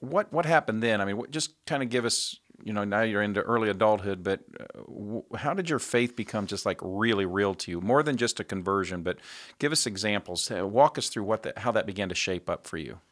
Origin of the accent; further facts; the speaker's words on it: Indianapolis, Indiana, United States; my hometown of Indianapolis, Indiana.